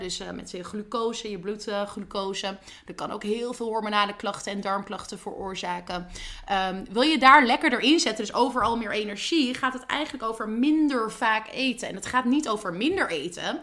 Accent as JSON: {"language": "Dutch", "country": "Netherlands"}